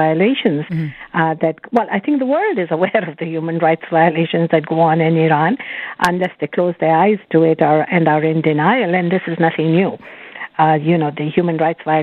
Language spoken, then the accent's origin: English; Canada; as a Canadian